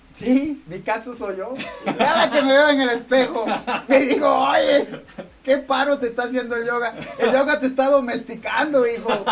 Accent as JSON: {"language": "Spanish", "region": "Oaxaca", "country": "Mexico", "said": "De la playa nudista de Cipolite, de Puerto Ángel, de Huatulco, de por ahí soy yo"}